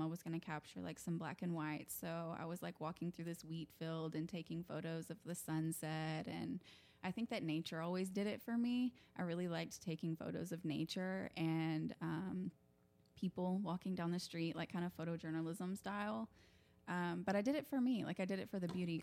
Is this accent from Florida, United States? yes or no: no; Oklahoma, United States; I was raised here in Oklahoma with my mom and my stepdad